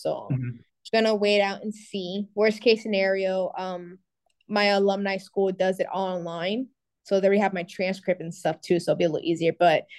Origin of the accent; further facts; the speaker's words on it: Cuba; now in United States; You know, we came here to the States with nothing, you know, we came from Cuba to Florida, you know, living our life.